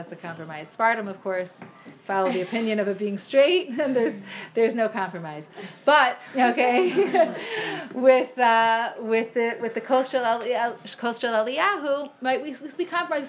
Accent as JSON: {"language": "English", "town": "Cleveland", "region": "Ohio", "country": "United States", "tie": "born or raised there", "moved": "yes", "said": "I grew up in Cleveland with all of my mother's family"}